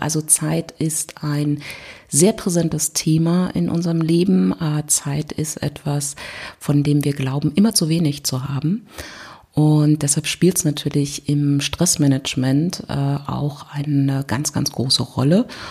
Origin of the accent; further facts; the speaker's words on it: Berlin, Germany; ich komme aus Berlin